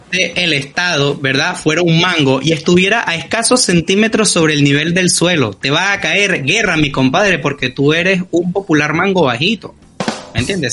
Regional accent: Venezuela

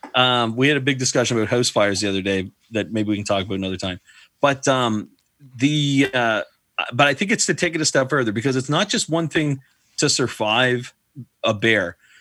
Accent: Prince Edward Island, Canada; now in Riverview, Canada; I grew up in Prince Edward Island. There's no bears on PEI.

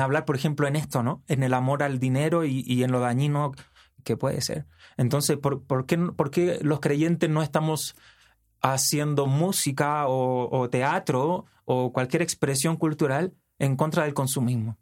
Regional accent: Chile; yo soy de Chile, eh, al sur de Latinoamérica.

